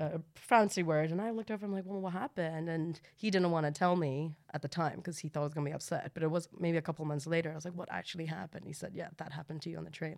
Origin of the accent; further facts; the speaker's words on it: Hong Kong; now in United Kingdom; I'm from Hong Kong